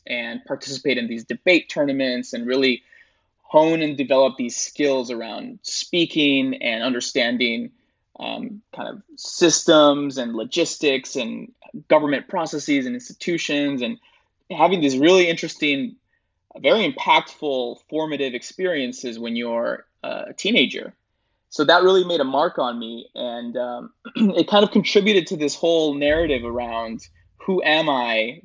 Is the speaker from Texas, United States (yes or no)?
yes; Rio Grande Valley, South Texas, United States; also born or lived in Bogota, Colombia / Chicago suburbs, Illinois / New York; I spent my childhood in the suburbs of Chicago. And around 10 or 11 years old, I moved to South Texas, to the Rio Grande Valley. And that's where I spent most of my life.